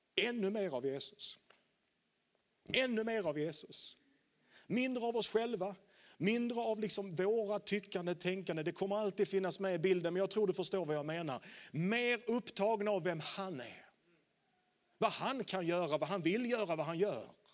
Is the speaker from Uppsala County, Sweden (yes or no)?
no; Landskrona, Skåne, Sweden; Jag är uppvuxen i pingkyrkan i Landskrona